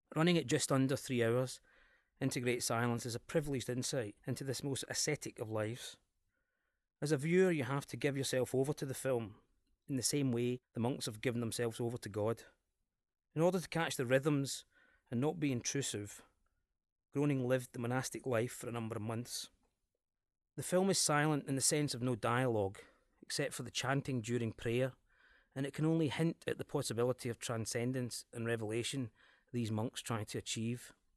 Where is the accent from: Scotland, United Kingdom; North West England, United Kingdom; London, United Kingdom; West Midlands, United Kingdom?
Scotland, United Kingdom; accent: Scottish